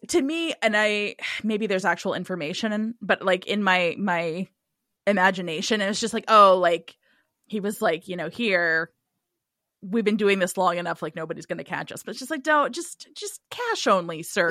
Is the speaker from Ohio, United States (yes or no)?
yes; Cincinnati, Ohio, United States; I'm from Cincinnati